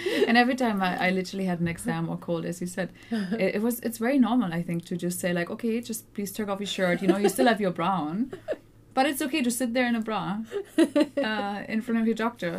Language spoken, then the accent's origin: English; Germany; I grew up in Germany.